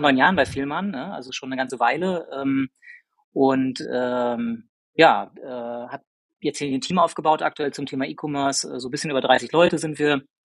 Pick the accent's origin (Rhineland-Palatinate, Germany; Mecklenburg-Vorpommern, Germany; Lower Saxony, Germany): Mecklenburg-Vorpommern, Germany; Rostock; moved away as an adult; now in Hamburg, Germany; ich komme gebürtig aus Rostock